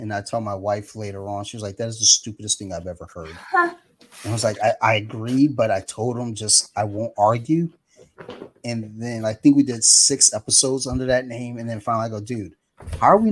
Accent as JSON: {"language": "English", "town": "Columbia", "region": "Maryland", "country": "United States", "tie": "born or raised there", "said": "we grew up in Columbia, Maryland."}